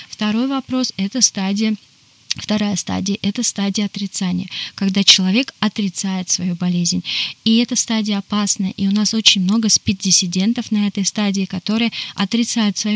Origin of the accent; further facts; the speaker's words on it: Yekaterinburg, Sverdlovsk Oblast, Russia; Я из из Чили, а, Екатеринбурга.